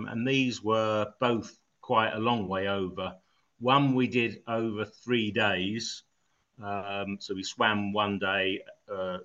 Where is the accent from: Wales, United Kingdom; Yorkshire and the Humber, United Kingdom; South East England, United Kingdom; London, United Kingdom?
South East England, United Kingdom; Eastbourne; moved away; my hometown of Eastbourne